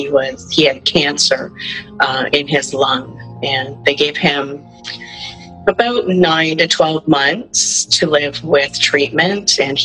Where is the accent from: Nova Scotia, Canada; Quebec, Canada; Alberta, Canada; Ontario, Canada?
Ontario, Canada; Kitchener; I'm from Kitchener, Ontario.